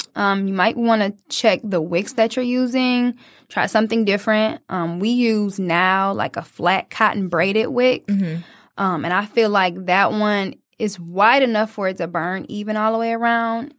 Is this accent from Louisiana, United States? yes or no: no; Detroit, Michigan, United States; as a young 20 year old just growing up in Detroit